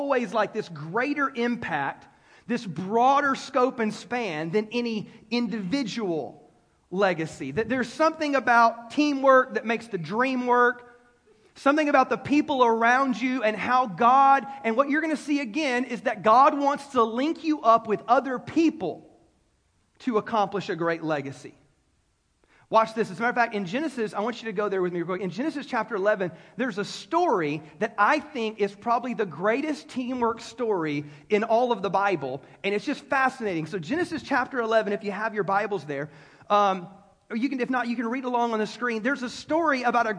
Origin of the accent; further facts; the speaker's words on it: United States; as an American